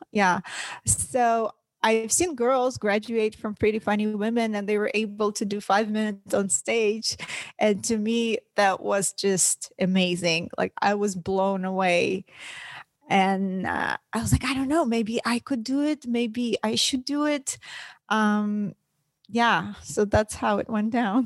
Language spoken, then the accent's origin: English; Russia; English is a second language; now in United States